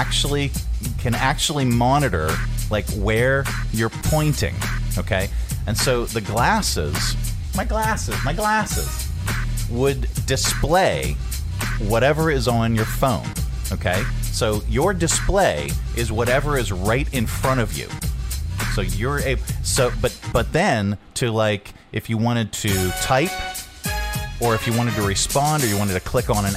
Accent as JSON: {"language": "English", "region": "Scotland", "country": "United Kingdom", "said": "I am Scottish"}